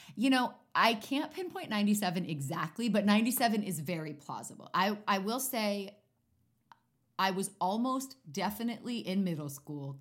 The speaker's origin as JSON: {"language": "English", "town": "Maplewood", "region": "New Jersey", "country": "United States", "tie": "born or raised there", "said": "I grew up in New Jersey, little town called Maplewood."}